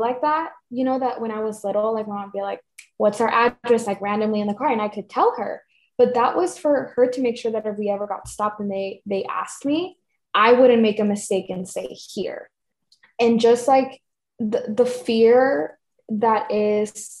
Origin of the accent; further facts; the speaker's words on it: Tucson, Arizona, United States; also born or lived in Cananea, Sonora, Mexico; I was raised in Tucson, but legally on paper, that's not where I'm from